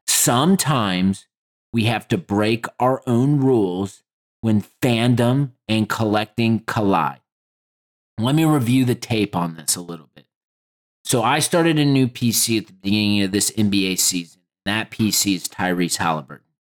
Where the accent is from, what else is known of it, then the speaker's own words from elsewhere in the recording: Indianapolis, Indiana, United States; nineties kids growing up in Indianapolis